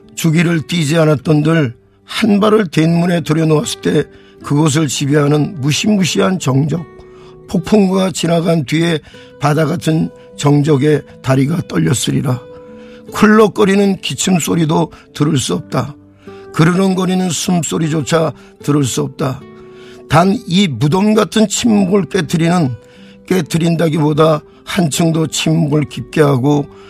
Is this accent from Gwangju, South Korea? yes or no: no; Seoul, South Korea; 저는 네 52년도에 서울에서 태어났는데요. 예, 예. 예 노량진의 그 대장간이 있는 동네에 태어났어요.